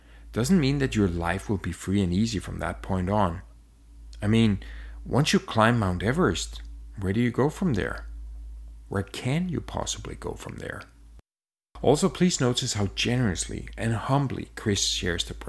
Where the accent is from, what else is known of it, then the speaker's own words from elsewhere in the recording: Denmark; now in Montreal, Canada; I'm from Denmark. My wife is from Spain. And we live in Montreal, Canada.